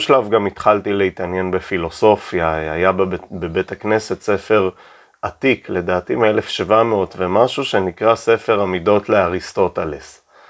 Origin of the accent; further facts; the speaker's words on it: Keshet, Golan Heights, Israel; now in Tel Aviv, Israel; זה הבית שגדלתי, בית אה, במושב קשת, מושב דתי.